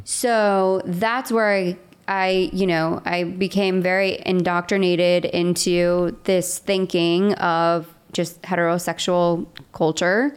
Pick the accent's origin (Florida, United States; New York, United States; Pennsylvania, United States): Florida, United States; West Palm Beach; moved away as an adult; also born or lived in Nashville; I grew up in West Palm Beach, Florida